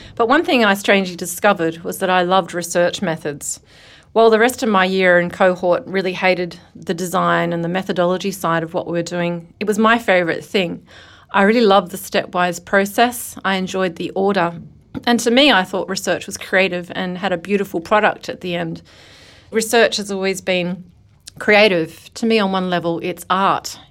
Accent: Australia; as an Australian

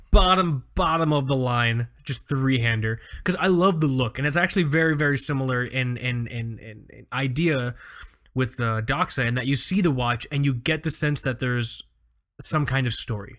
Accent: Florida, United States; I grew up here in Florida. I didn't leave, I didn't leave home till I was nineteen

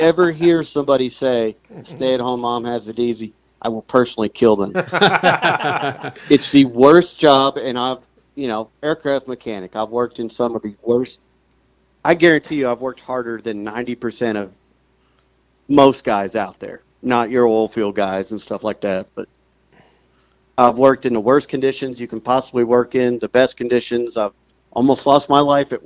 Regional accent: Princeton, New Jersey, United States; moved away; also born or lived in Queens, New York; I'm actually from the same town this Microbit team is from Princeton, New Jersey.

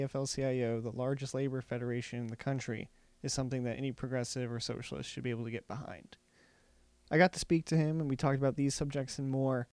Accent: the South, United States; I come from the South

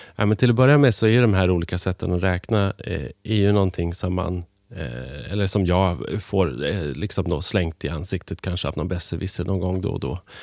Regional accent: Hälsingland, Gävleborg County, Sweden; now in Stockholm, Sweden; jag är uppvuxen då i Hälsingland. Eh, växte upp på landet utanför

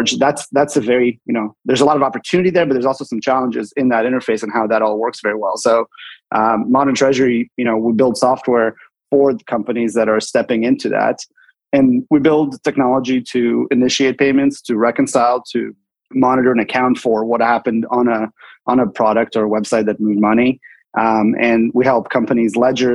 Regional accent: Seattle, Washington, United States; moved away as an adult; also born or lived in Bay Area / Sonoma; I grew up in Seattle, went to college in the Bay Area

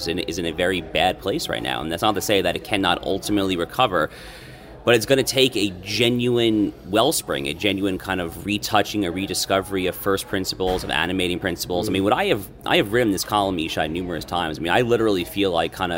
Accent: Westchester County, New York, United States; moved away as an adult; now in Hallandale Beach, United States; I grew up in Westchester County, New York

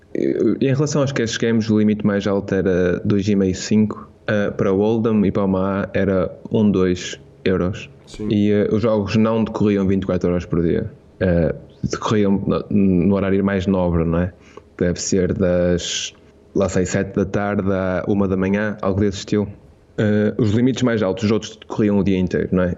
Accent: Portugal; eu sou de Portugal

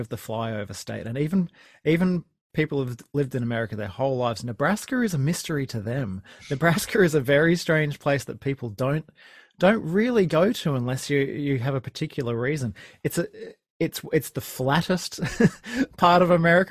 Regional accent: Sunshine Coast, Queensland, Australia; I was a quite sheltered Sunshine Coast kid growing up in Queensland.

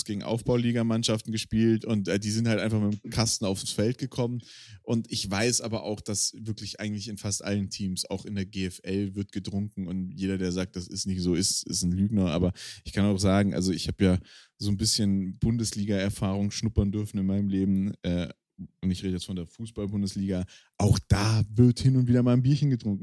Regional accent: Swabian and Baden, Baden-Württemberg, Germany; accent: mix of Swabian and Baden dialect; in meinem Dialekt, also so eine Mischung aus Schwäbisch und Badisch

